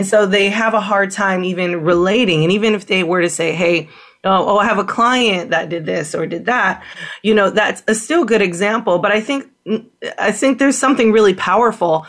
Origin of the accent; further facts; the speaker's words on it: San Francisco, California, United States; moved away; I'm from San Francisco.